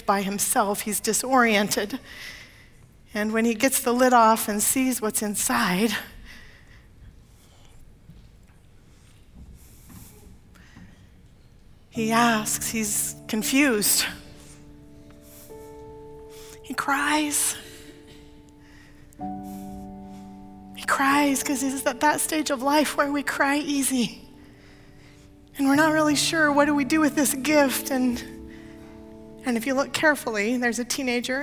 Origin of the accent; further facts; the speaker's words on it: Portland, Oregon, United States; moved away; I grew up in Portland when the Fremont Bridge was built and opened.